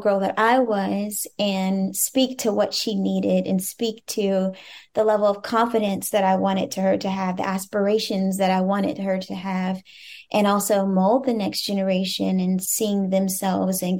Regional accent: Cincinnati, Ohio, United States; as a Black woman growing up in Cincinnati, Ohio

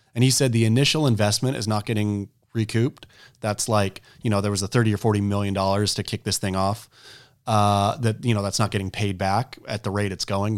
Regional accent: Oregon, United States; I was a kook from Oregon

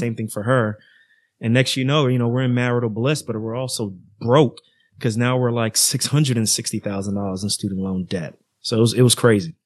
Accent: New York City, New York, United States; moved away; also born or lived in Irvington, New Jersey; I grew up in Queens, New York, then moved to Jersey

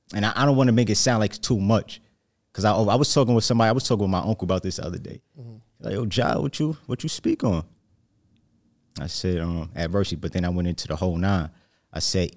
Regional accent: New Jersey, United States; Jersey. I'm from Jersey. Yeah, not lie.

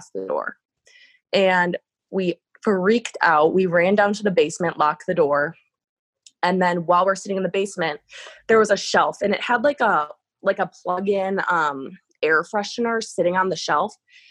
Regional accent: Wisconsin, United States; out in the country where I grew up in Wisconsin

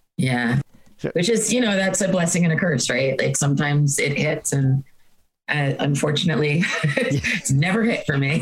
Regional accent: Hoboken, New Jersey, United States; I grew up in Hoboken, so there was this YMCA camp

